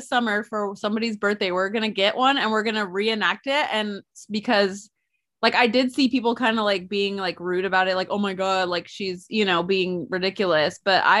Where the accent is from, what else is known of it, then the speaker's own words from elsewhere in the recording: California, United States; We're from California, goddammit.